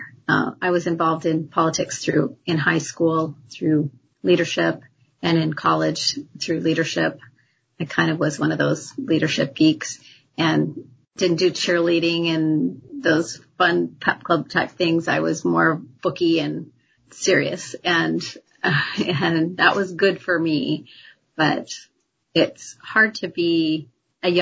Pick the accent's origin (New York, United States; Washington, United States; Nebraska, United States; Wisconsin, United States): Washington, United States; Longview; I grew up pretty much in Longview